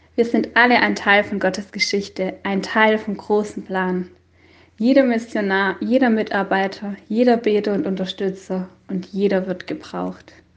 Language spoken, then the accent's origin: German; Hohenhaslach, Baden-Württemberg, Germany; moved away as an adult; also born or lived in Obernhof / Friolzheim; now in Buchenauer Hof, Germany; Aufgewachsen bin ich mit meinen drei Geschwistern in Hohenhaslach